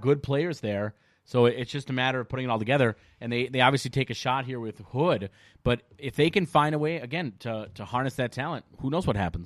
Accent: Minnesota, United States; we're from Minnesota

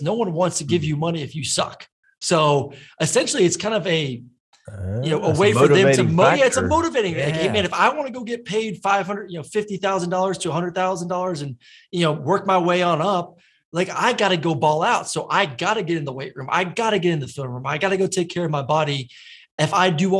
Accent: Florida, United States; moved away as an adult; now in Atlanta, United States; I'm from Florida, but I learned really quick when I moved up here and went to UGA, then now live in Atlanta

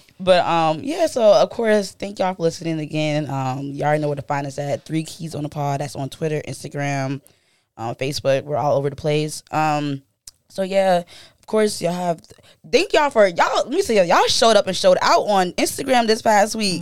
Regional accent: Charleston, South Carolina, United States

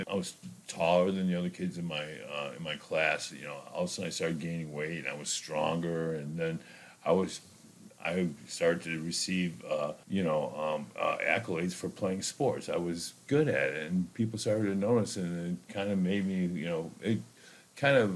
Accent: Chicago, Illinois, United States; I think growing up in Chicago, it was um, it was pretty simple and, it was pretty innocent.

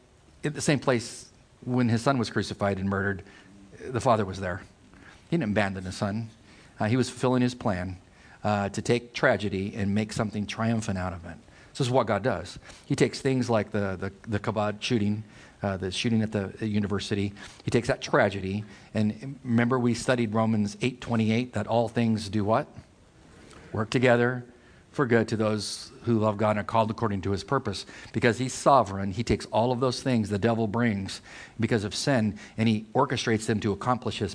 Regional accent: Poway, California, United States; I'm from Poway, California. When my dad transferred to the federal building in San Diego with customs, they purchased a home in Poway, and I married the girl next door, Liz

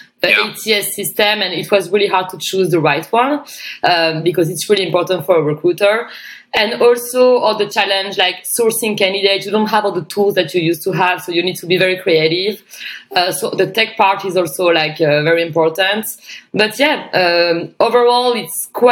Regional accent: France; moved away as an adult; also born or lived in Australia; I came back in my hometown for a wedding

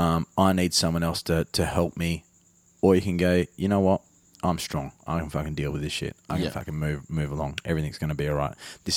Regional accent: Armidale, New South Wales, Australia; I'm a dude from Armidale.

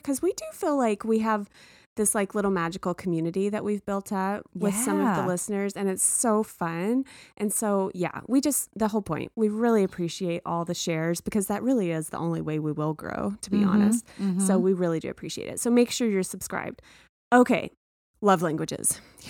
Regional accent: Texas, United States; Because I grew up in Texas.

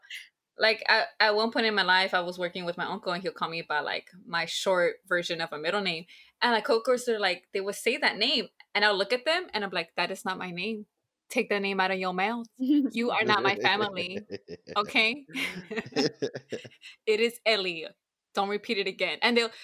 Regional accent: Mexico; me as like as a Mexican

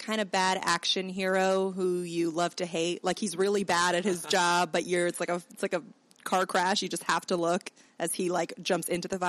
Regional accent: Teaneck, New Jersey, United States; I'm from Teaneck, New Jersey. Mm-hmm. Jerusalem of America. Very religious. Technically, I think it's one of the most diverse towns in New Jersey, but it's very segregated. So I'm from the, like, insular Jewish part.

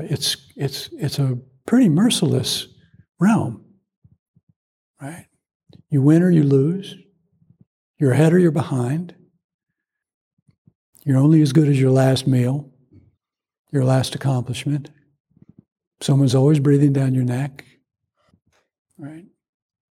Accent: Georgia, United States; growing up in Georgia

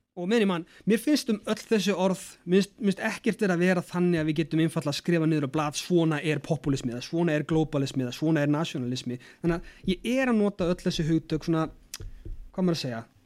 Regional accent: Iceland; við erum sjálfstæð frá Danmörku og ægila ánað með það að fá að ráða okkar eigin málum

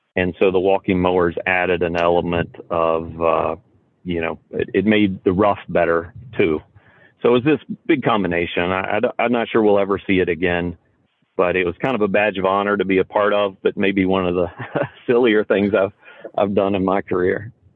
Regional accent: Roanoke, Virginia, United States; I grew up outside of Roanoke, Virginia

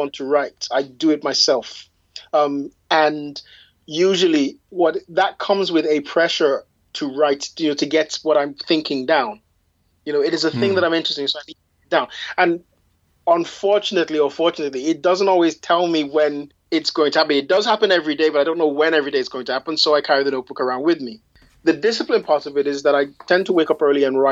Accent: England, United Kingdom; I am English by birth and by background, and I also, you know, I'm also Yoruba

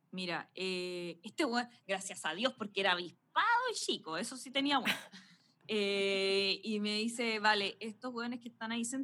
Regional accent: Caracas, Capital District, Venezuela; yo soy venezolano, yo soy de Caracas de toda mi vida

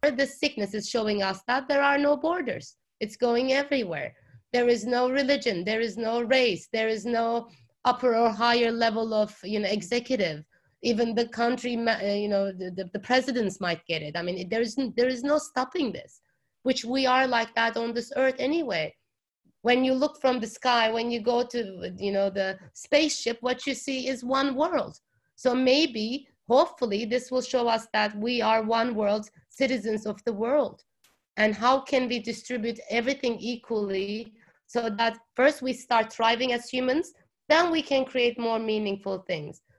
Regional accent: eastern Germany, Germany; now in Italy; I was born in the eastern part of Germany. So the country where I was born doesn't exist anymore because of the fall of the wall.

